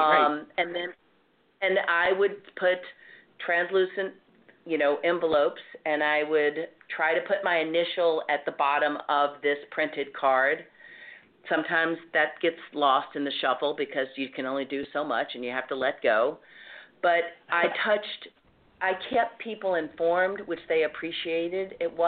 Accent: the South, United States; accent: Southern; moved away as an adult; now in New York, United States; I didn't try to hide my Southern accent

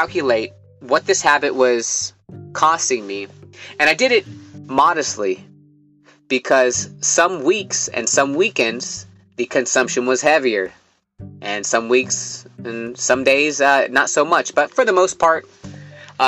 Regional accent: Livermore, California, United States; my hometown of Livermore, California

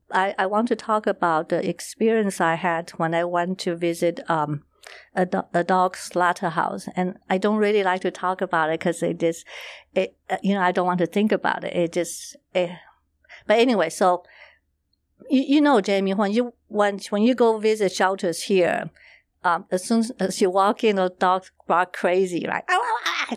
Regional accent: Taiwan; I was born and raised in Taiwan

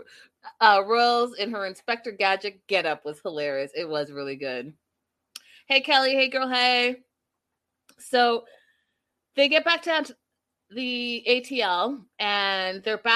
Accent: Canada; me being Canadian

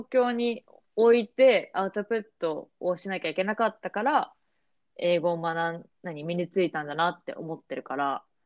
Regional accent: Japan; moved away; also born or lived in United States; 私はまあ日本で育

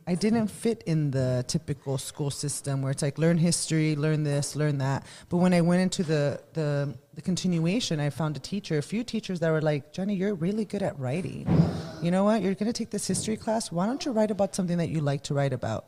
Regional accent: Los Angeles, California, United States; I was born and raised in Boyle Heights

